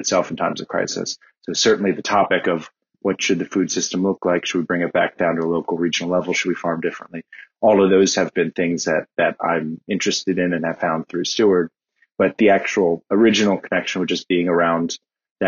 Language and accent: English; Washington, District of Columbia, United States; I grew up in Washington, D.C.